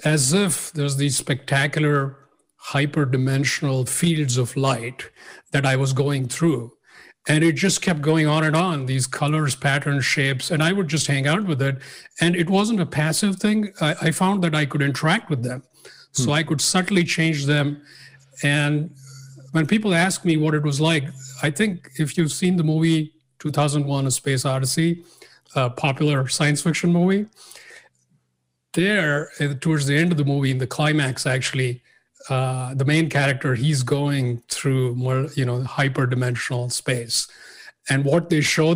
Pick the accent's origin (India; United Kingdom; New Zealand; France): India; I grew up in India and nothing particularly unusual. A middle-class family, big city.